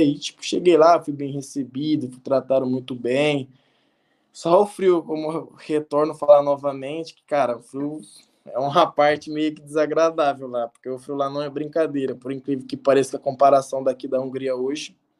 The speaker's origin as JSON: {"language": "Portuguese", "town": "Colorado", "region": "Paraná", "country": "Brazil", "also_born_or_lived": "Armenia / São Bernardo do Campo", "moved": "yes", "lives_now": "Budapest, Hungary", "said": "Sou de Colorado, do Paraná"}